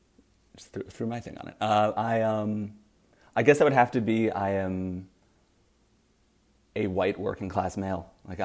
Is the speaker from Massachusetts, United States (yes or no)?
yes; Fall River, Massachusetts, United States; I grew up in Fall River, Massachusetts.